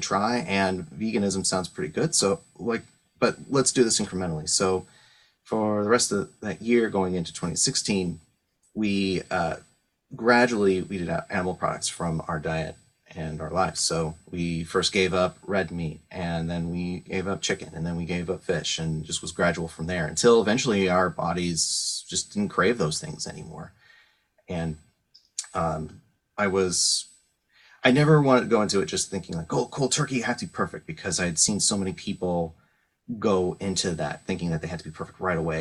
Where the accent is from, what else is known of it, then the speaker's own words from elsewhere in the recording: San Francisco Bay Area, California, United States; moved away; I grew up in the San Francisco Bay Area through the 90s